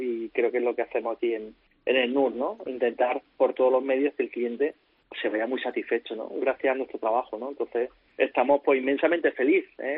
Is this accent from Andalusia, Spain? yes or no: yes; Córdoba, Andalusia, Spain; moved away as an adult; also born or lived in Valencia; en mi ciudad, con mi gente, en mi tierra